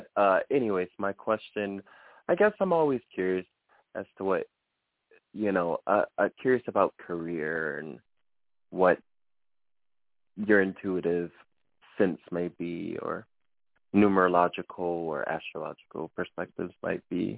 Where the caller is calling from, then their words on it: Austin, Texas, United States; I'm currently located in Austin, Texas.